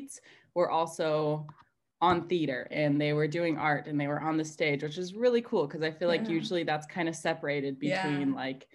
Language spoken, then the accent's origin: English; Montana, United States; I'm from Montana in the United States, and I kind of grew up more on a farm